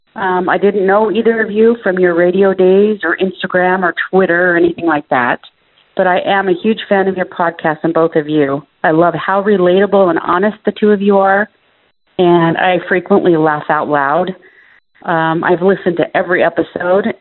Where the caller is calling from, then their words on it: South Ogden, Utah, United States; I'm calling from South Ogden, Utah.